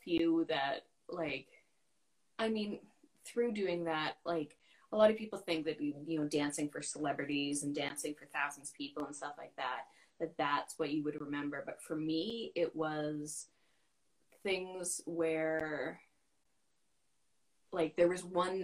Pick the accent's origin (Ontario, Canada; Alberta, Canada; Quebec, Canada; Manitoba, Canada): Alberta, Canada; Fort McMurray; also born or lived in London, United Kingdom / Vancouver, Canada; now in Victoria, Canada; I'm from Fort McMurray, Alberta